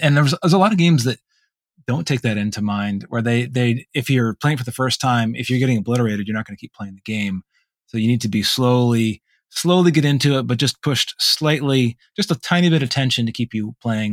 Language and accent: English; Vermont, United States; moved away; in Vermont, there wasn't a lot of alternatives